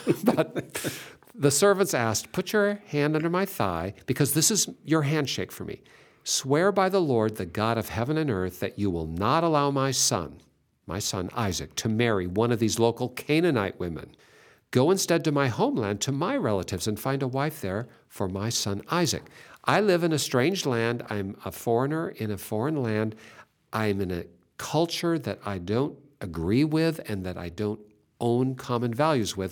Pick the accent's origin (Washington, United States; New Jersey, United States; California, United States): Washington, United States; Seattle; I was born in Seattle